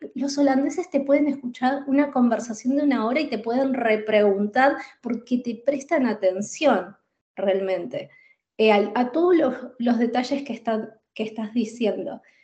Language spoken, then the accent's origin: Spanish; Buenos Aires, Argentina; moved away as an adult; also born or lived in Spain; now in Netherlands; soy de Buenos Aires, de Argentina